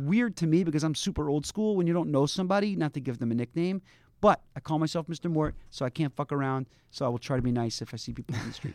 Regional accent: Baltimore, Maryland, United States; also born or lived in Providence, Rhode Island; now in New York, United States; I grew up in Baltimore, Maryland, in a, uh, ultra-Orthodox community in a Hasidic

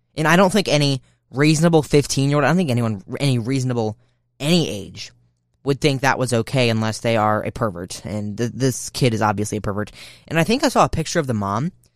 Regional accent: United States; As American citizens

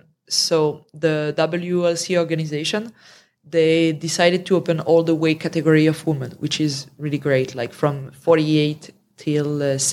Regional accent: France; accent: French; My French accent.

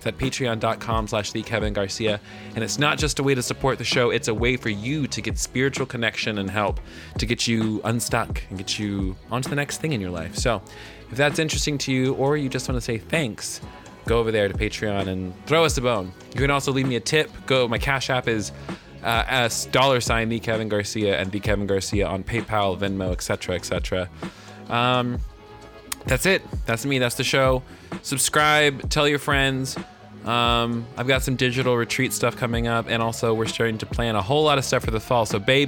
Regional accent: the South, United States; accent: Southern; I almost said The Wonder and Mystery of Being because I'm really in my Southern accent today.

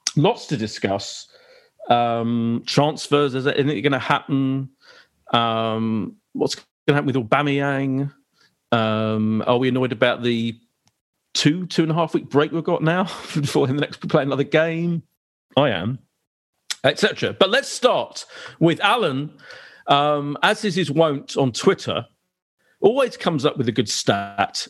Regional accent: Essex, East of England, United Kingdom; I am from Essex

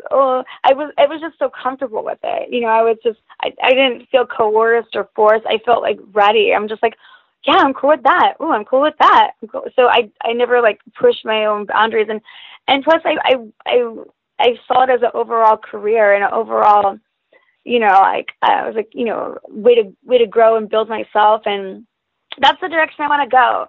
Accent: Hollister, California, United States; also born or lived in Gilroy / San Jose / San Francisco; now in Los Angeles, United States; I'm from California. I've lived in California my whole life, and I went to a really really small high school called Hollister High School

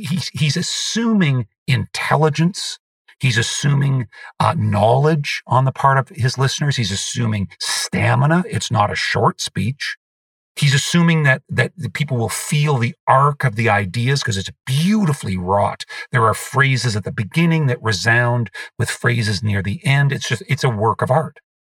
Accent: Canada; I am a Canadian

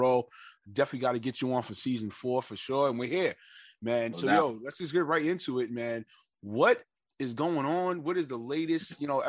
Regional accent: New York City, New York, United States; also born or lived in Harlem, New York; I'm from Northside, Laurelton

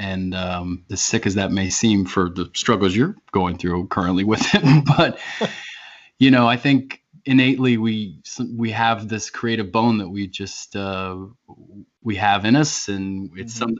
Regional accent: D.C., Maryland, United States; moved away as an adult; also born or lived in Philadelphia area; now in Philadelphia, United States; I'm from Maryland originally, born and raised, grew up right outside of Washington, D.C., lived there almost my entire life up until the last 2 years when we moved up here to the Philadelphia

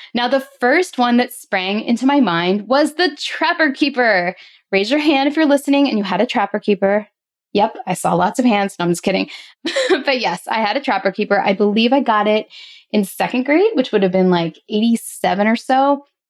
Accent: outside of Philadelphia, Pennsylvania, United States; I grew up in outside of Philadelphia

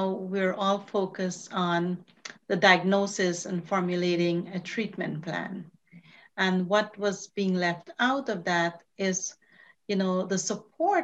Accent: Guyana; moved away as an adult; I came from Guyana as an immigrant, you know, in my very early 20s

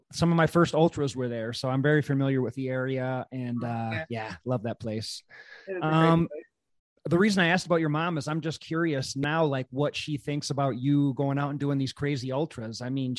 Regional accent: United States; also born or lived in Wisconsin; I am from the Chicago area too. I lived up in Wisconsin about an hour and a half away from Chicago.

